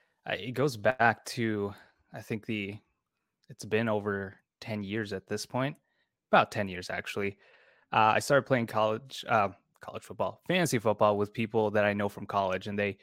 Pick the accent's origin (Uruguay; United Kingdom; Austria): Austria; So I grew up in Austria. That's where I was, where I've lived most of my life. My parents moved there a long time ago, and I was essentially there for most of my life.